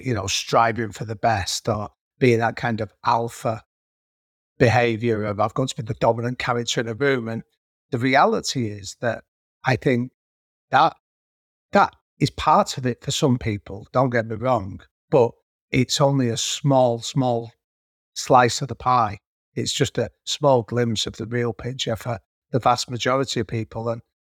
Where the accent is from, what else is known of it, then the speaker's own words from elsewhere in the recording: Manchester, North West England, United Kingdom; the area that I grew up in North Manchester, over the last 20 years, it's been categorized as being one of Europe's third poorest districts.